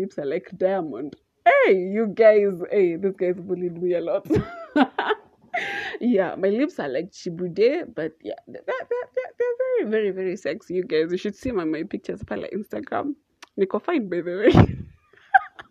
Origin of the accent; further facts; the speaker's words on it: Naivasha, Nakuru County, Kenya; I'm from Naivasha